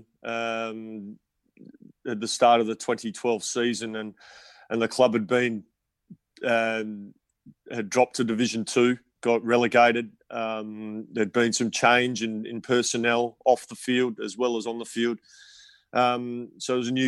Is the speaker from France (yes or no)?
no; South Australia, Australia; also born or lived in England; my home state, South Australia